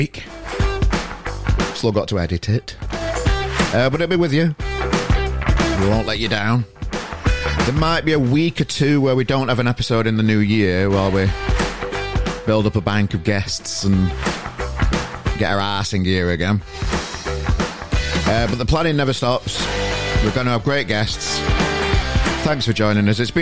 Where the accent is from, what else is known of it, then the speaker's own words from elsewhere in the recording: Yorkshire and the Humber, United Kingdom; Us Yorkshire people like to pronounce the G's